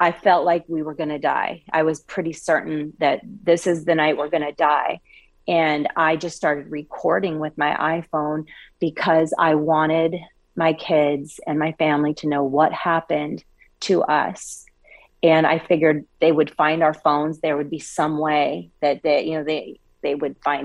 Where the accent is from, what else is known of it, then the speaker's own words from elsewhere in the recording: Coeur d'Alene, Idaho, United States; moved away; I'm actually originally from Coeur d'Alene, Idaho